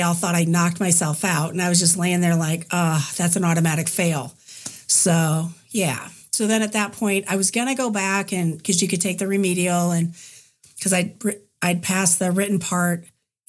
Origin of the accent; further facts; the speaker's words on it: Des Moines, Iowa, United States; from Des Moines, Iowa